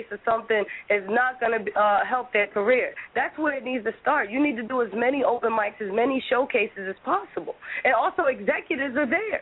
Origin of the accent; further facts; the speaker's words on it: New Jersey, United States; I always say I'm from Jersey